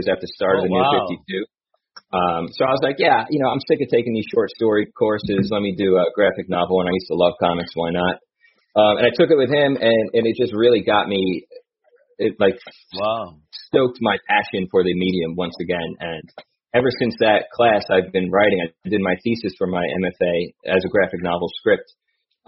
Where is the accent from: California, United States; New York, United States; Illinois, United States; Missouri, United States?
New York, United States; Long Island; moved away as an adult; also born or lived in Manhattan, New York; now in North Carolina, United States; I was born there, and then I was raised on Long Island. And then about 4 years ago, I moved down to North Carolina.